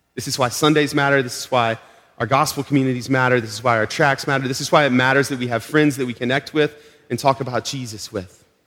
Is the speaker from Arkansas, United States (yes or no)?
yes; Arkansas, United States; now in Melrose, United States; we're from Arkansas. we just visited family in Arkansas two months ago